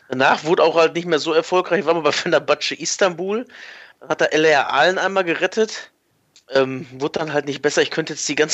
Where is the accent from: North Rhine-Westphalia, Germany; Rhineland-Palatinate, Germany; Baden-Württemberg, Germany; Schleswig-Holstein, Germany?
North Rhine-Westphalia, Germany; Also, ich habe ein Kind des Ruhrgebiets quasi.